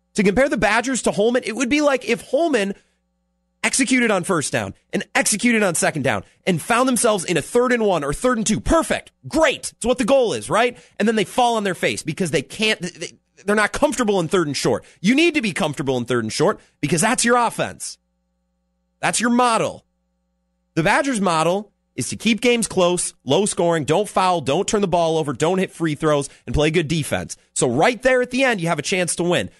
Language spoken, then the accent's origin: English; Menomonie, Wisconsin, United States; now in La Crosse, United States; I'm from Menominee